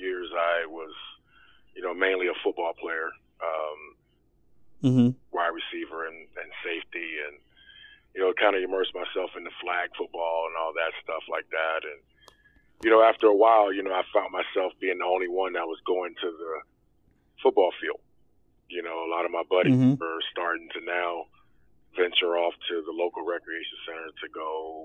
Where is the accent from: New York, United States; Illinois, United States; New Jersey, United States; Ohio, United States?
Ohio, United States; Cleveland; now in Cincinnati, United States; Originally from Cleveland